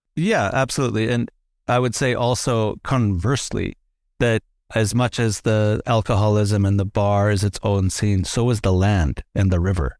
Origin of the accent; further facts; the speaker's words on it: Lytton, British Columbia, Canada; I was growing up in Lytton